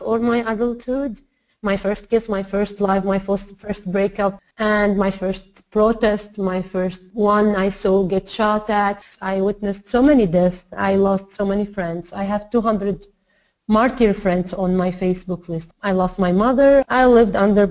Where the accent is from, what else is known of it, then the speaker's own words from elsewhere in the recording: Aleppo, Aleppo Governorate, Syria; moved away as an adult; now in Gaziantep, Turkey; I'm from Aleppo mainly